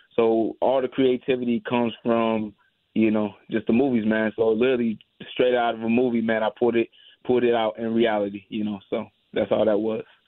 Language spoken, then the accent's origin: English; St. Louis, Missouri, United States; I grew up in St. Louis. I was born and raised here